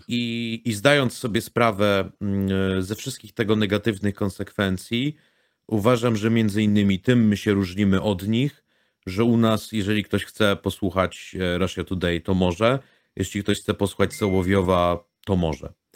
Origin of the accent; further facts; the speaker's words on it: Łódź, Łódź Voivodeship, Poland; Jako łodzianin